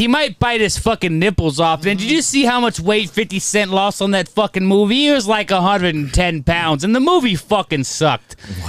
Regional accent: Los Angeles, California, United States; I grew up on Brazil and Wilmington.

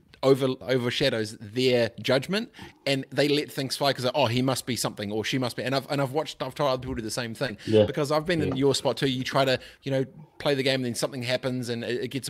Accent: Christchurch, Canterbury, New Zealand; I grew up in Aranui Christchurch

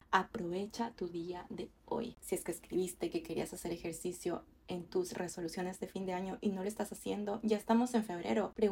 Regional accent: Ecuador; moved away as an adult; now in Canada; yo vine acá a Canadá desde Ecuador y estoy completamente sola.

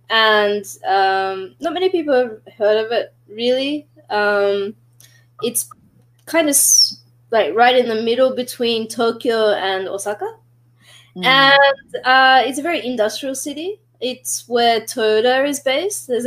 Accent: Australia; I don't even associate my accent with being Australian or anything like that, right?

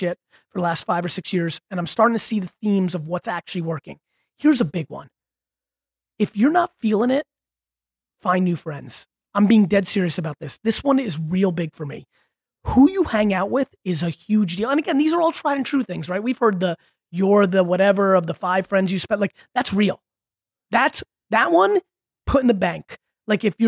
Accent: Russia; moved away; I was born in Russia

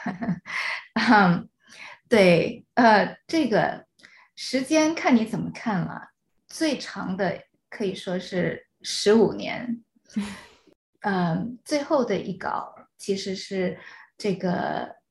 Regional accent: China; first language Chinese; moved away as an adult; now in United States; 你知道我是大陆长大的，然嗯。后直接从大陆过来

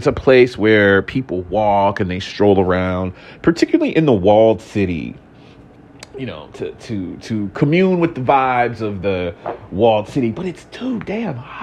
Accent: Houston, Texas, United States; moved away; also born or lived in Atlanta, Georgia; I was raised in Houston, Texas, my childhood anyway

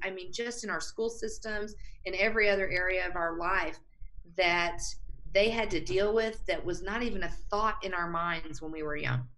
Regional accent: Texas, United States; moved away as an adult; now in Colorado, United States; I was raised in Texas

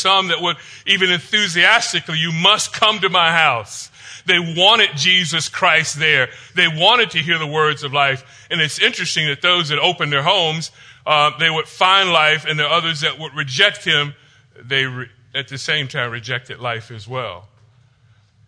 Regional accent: Florida, United States; growing up in Florida

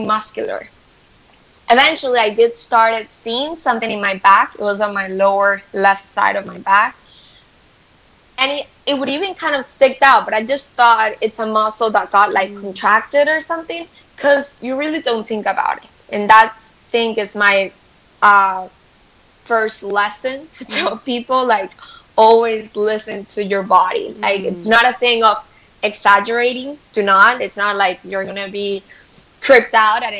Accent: Venezuela; moved away; I'm from Venezuela. Yeah. I grew up my whole life in Venezuela

